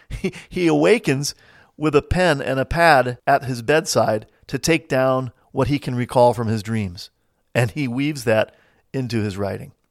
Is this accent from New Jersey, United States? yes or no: yes; New Jersey, United States; also born or lived in Midwest; now in St. Louis, United States; I've lived most of my life in small towns in the Midwest, but I hail originally from New Jersey. And today, I make my home in suburban St. Louis.